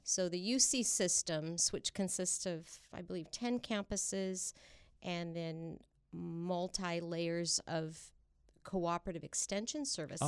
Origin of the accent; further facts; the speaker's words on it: Traver, California, United States; also born or lived in Kingsburg / Sanger; I grew up in the South Valley in a community called Traver